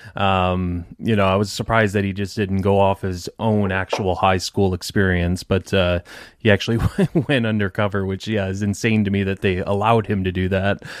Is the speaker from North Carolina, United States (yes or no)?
no; Detroit, Michigan, United States; moved away as an adult; now in Tampa, United States; I'm from Detroit originally